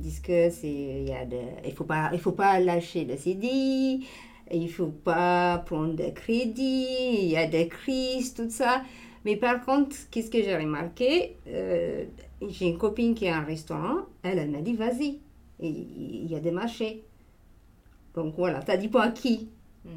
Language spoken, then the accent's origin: French; Ethiopia; French is a second language; moved away as an adult; now in Marseille, France; je suis née en Éthiopie et ça fait dix ans que j'habite en France